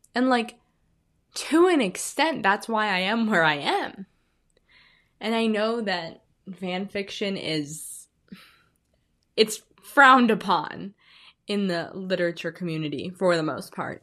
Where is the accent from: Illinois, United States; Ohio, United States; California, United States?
Illinois, United States; now in Arizona, United States; I'm originally from Illinois. I said I was from the Midwest last time. I am from Illinois.